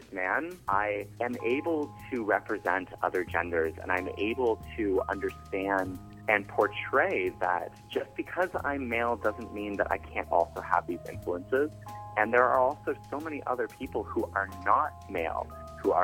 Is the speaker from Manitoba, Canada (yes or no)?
no; Kingston, Ontario, Canada; also born or lived in Edmonton; after moving back to Kingston, because I'm from Kingston, after moving back to Kingston from Edmonton